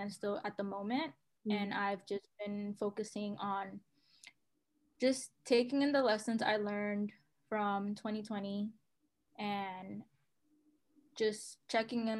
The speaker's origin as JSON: {"language": "English", "town": "New York City", "region": "New York", "country": "United States", "tie": "born or raised there", "said": "I grew up in New York City, have lived in the Bronx for, you know, most of my life, if not Harlem"}